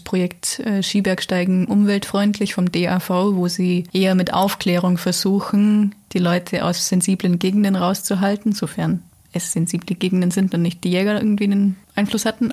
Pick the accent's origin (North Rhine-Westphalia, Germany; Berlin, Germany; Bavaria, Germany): Bavaria, Germany; Allgäu; bei uns im Allgäu